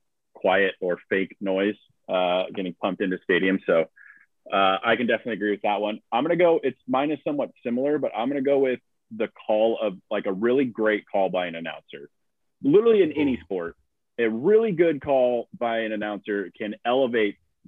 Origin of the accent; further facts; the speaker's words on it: United States; we are all from the United States.